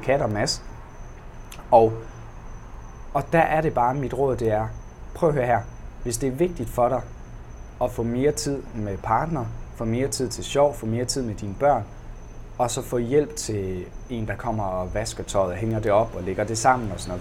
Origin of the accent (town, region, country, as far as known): Denmark